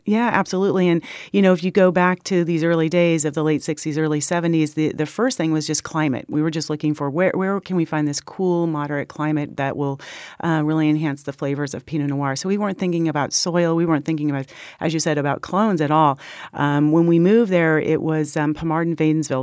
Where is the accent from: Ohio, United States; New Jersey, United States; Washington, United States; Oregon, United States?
Oregon, United States; Willamette Valley; also born or lived in Los Gatos, California; I was born in Los Gatos, and um, my little sister and my little uh, my older brother and I were sort of packed along in the station wagon as we headed north, and we found ourselves in the Willamette Valley in 1969